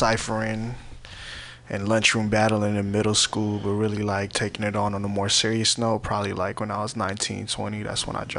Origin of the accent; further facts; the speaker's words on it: San Francisco, California, United States; I was born and raised in San Francisco by way of the Fillmore and Soma district. But really, I bounced all through Frisco growing up.